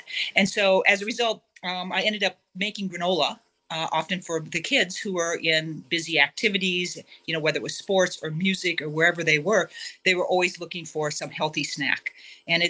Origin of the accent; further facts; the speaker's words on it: Iowa, United States; moved away as an adult; also born or lived in New York City; I'm originally from Iowa, grew up in a great big family with lots of brothers.